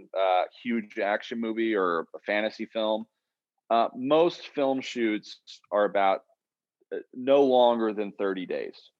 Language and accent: English; Oklahoma, United States; I'm from Oklahoma where I am now and where we've shot, where I've shot every film I've done